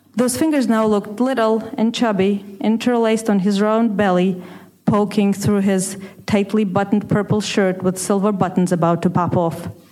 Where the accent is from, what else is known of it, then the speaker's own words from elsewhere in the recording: Russia; moved away as an adult; where I was growing up in Russia